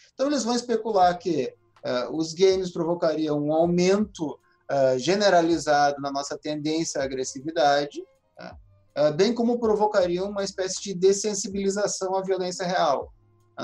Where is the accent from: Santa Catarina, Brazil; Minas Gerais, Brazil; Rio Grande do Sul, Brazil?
Rio Grande do Sul, Brazil; eu que sou aqui do Rio Grande do Sul